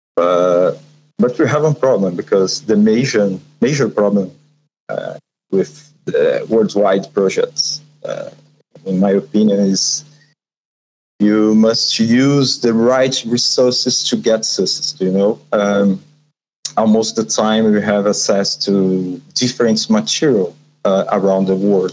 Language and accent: English; São Paulo, Brazil; I'm from Sao Paulo, Brazil